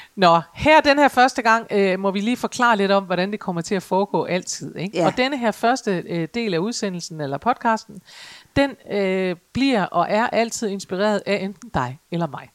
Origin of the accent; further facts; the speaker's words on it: Aalborg, North Denmark Region, Denmark; jeg kommer jo fra Aalborg